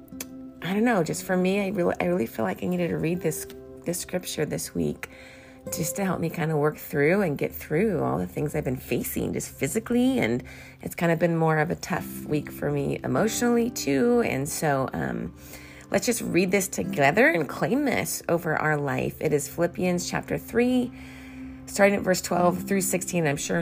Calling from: California, United States; I'm calling you from California.

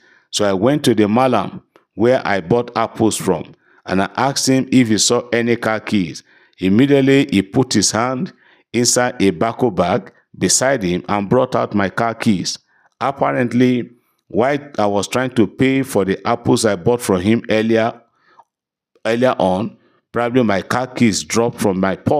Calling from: London, United Kingdom; I'm testifying from London, United Kingdom.

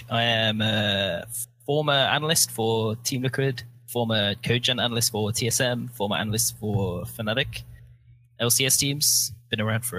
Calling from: Santa Monica, California, United States; I'm in Santa Monica.

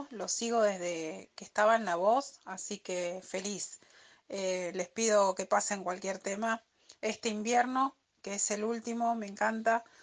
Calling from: Avellaneda, Buenos Aires Province, Argentina; de Avellaneda y me encanta el invitado de hoy.

